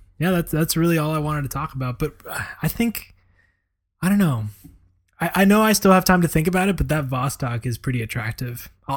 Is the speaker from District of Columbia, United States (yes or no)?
no; Florida, United States; growing up in South Florida, I mean, we knew a lot of people from Colombia